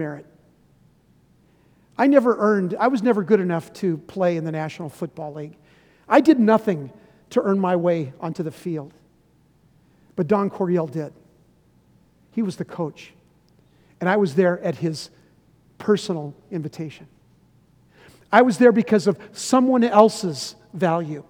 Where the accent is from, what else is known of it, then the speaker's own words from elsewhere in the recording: San Diego, California, United States; also born or lived in Chicago; Sherry and I grew up in San Diego